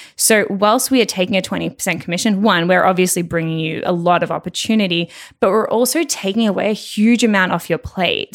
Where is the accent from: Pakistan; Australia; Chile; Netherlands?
Australia; Melbourne, Victoria; moved away; also born or lived in Toronto / Los Angeles; I'm originally from Melbourne